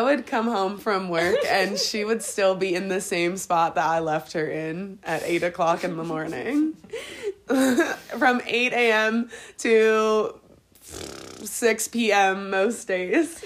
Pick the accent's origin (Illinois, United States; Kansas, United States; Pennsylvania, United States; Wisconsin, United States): Pennsylvania, United States; Harrisburg; moved away as an adult; now in Colorado, United States; I'm from Harrisburg, Pennsylvania, and uh, yeah, we're we're living in Colorado right now